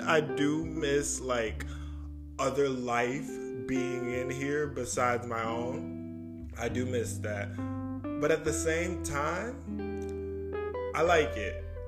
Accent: Michigan, United States; also born or lived in New York; I moved from New York and now I'm back in Michigan. So I don't feel so alone because this is where my family is

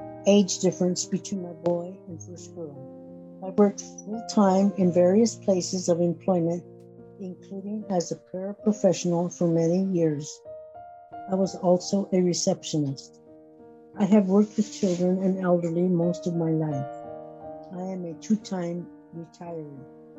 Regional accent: Sterling, Colorado, United States; also born or lived in Ovid; I was born in Ovid, Colorado, and grew up in Stirling, Colorado.

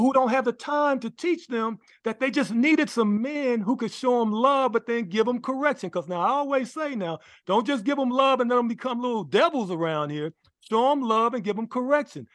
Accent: Los Angeles, California, United States; I grew up in Los Angeles, California, went to Washington High School

